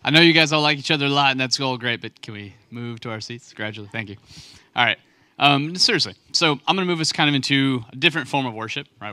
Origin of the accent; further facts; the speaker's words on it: West Texas, United States; now in North Carolina, United States; I'm from West Texas, place where it doesn't rain like hardly ever